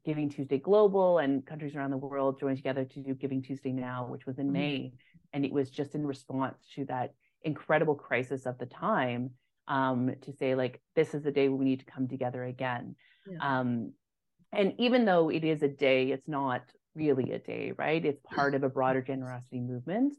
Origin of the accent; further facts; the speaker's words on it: Yukon, Canada; I'm partial to Yukon Gives from my hometown